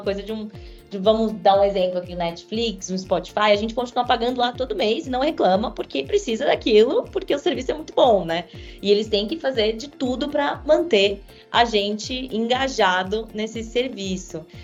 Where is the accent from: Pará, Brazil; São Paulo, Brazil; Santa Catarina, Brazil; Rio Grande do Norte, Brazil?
São Paulo, Brazil; Sou aqui de São Paulo, nascida e criada, é, e gosto muito de ser paulistana